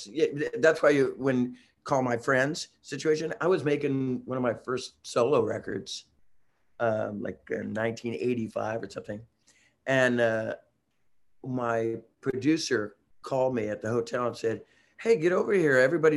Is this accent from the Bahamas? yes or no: no; Germany; English is a second language; I'm from Germany.